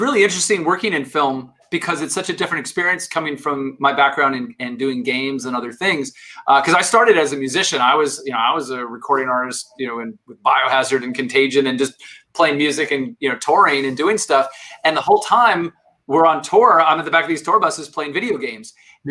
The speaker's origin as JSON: {"language": "English", "town": "Tucson", "region": "Arizona", "country": "United States", "tie": "born or raised there", "moved": "yes", "said": "I grew up in Arizona"}